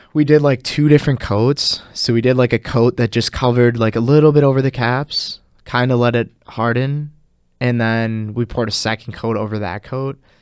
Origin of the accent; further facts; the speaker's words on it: Oshkosh, Wisconsin, United States; moved away as an adult; now in Madison, United States; I'm originally from Oshkosh